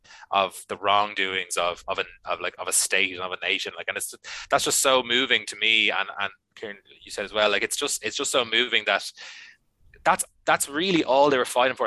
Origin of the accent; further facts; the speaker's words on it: Ireland; I love being Irish